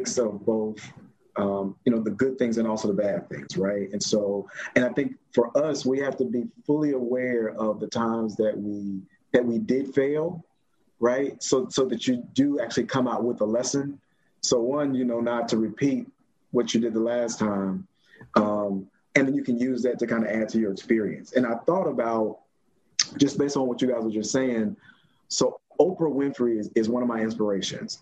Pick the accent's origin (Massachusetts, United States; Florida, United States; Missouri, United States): Florida, United States; Orlando; moved away as an adult; also born or lived in North Carolina; I'm from Orlando, Florida. So I'm from Pine Hills, born and raised.